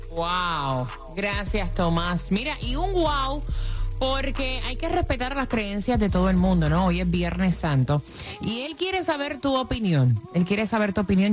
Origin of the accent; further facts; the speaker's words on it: Puerto Rico; moved away as an adult; also born or lived in Orlando; yo me mudé para el, mercado de Orlando, recién salidita de Puerto Rico